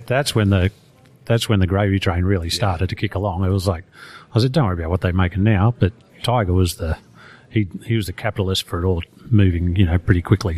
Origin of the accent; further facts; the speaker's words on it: Australia; I'm Australian